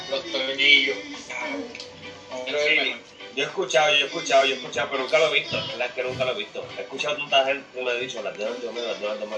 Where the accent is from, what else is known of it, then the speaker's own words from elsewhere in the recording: Carolina, Puerto Rico; yo, yo soy de Carolina, yo crecí